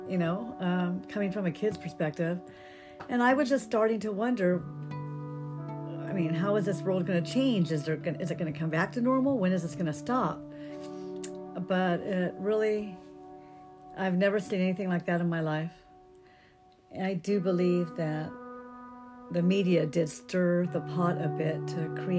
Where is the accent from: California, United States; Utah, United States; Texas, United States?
California, United States; Downey; also born or lived in Albuquerque, New Mexico; now in Hemet, United States; Originally, I was born in Albuquerque, New Mexico, and I grew up in Downey, California. But I've lived in Hemet for the last 25 years.